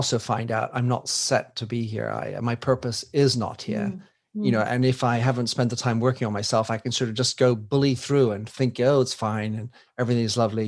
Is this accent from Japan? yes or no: no; United States; moved away; I come from the United States